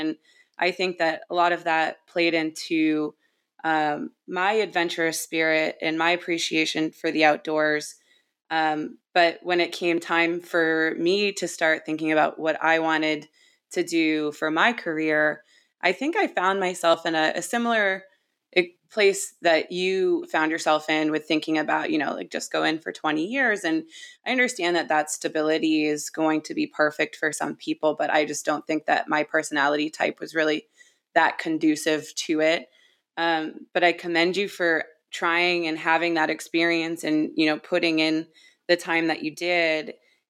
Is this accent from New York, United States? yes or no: no; Maine, United States; where I grew up, which was just north of Portland, Maine, after we were, you know, after we finished moving around following my dad's Coast Guard career.